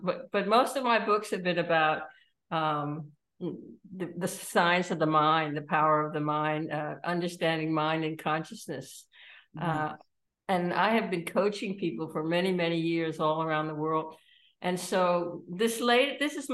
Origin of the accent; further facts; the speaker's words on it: Washington, District of Columbia, United States; moved away as an adult; also born or lived in Sweden; now in Copenhagen, Denmark; I grew up in Washington, D.C.